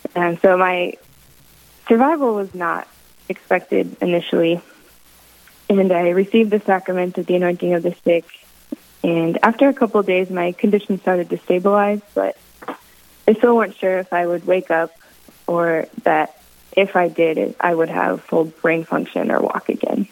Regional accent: Minot, North Dakota, United States; moved away as an adult; also born or lived in Michigan / Wisconsin; now in Southern Indiana, United States; my hometown of Minot, North Dakota

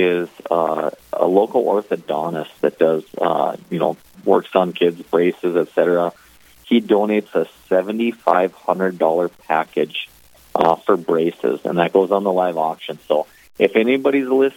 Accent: Grand Forks, North Dakota, United States; I was born and raised actually in Grand Forks.

